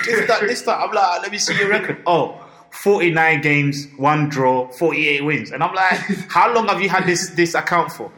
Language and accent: English; Ghana; I'm Ghanaian